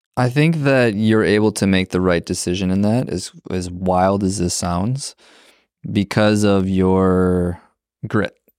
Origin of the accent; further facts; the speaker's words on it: Minnesota, United States; I'm from Minnesota